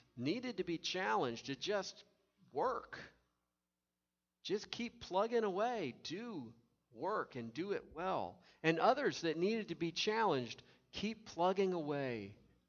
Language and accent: English; Tennessee, United States; now in Indiana, United States; I grew up with in Tennessee